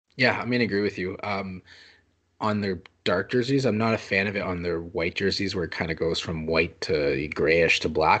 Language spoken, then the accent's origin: English; Canada; I am French Canadian